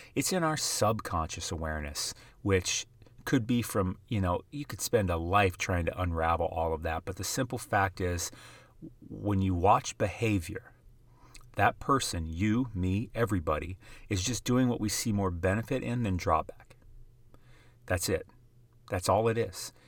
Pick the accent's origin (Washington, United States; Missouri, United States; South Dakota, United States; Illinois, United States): South Dakota, United States; I grew up in the middle of South Dakota.